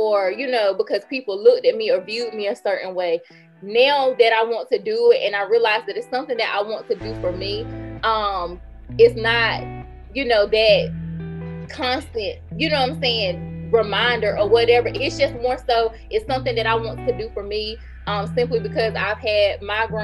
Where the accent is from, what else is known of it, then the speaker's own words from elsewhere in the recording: Greenville, North Carolina, United States; my hometown, they remember Throwback Greenville when Rainbow was in the Carolina East Mall.